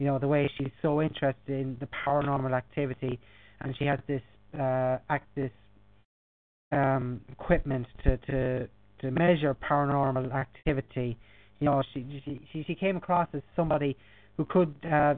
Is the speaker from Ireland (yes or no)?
yes; Ireland; as an Irishman